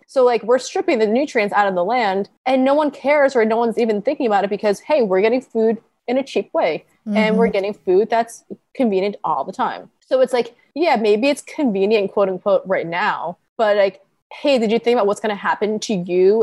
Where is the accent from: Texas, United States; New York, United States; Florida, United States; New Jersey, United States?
New York, United States; Long Island; also born or lived in Connecticut; I grew up on Long Island